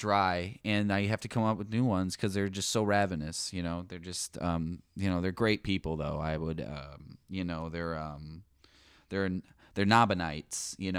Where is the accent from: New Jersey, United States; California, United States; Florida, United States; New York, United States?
California, United States; I'm from Yeehaw, California. My parents are actually both landlords